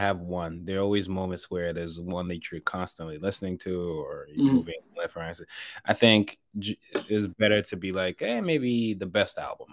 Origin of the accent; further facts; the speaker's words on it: Nigeria; growing up in Nigeria